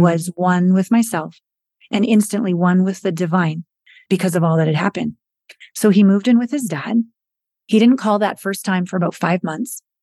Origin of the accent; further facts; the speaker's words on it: British Columbia, Canada; moved away as an adult; also born or lived in Hollywood / Japan / New York; I'm Canadian, small town Canadian girl from British Columbia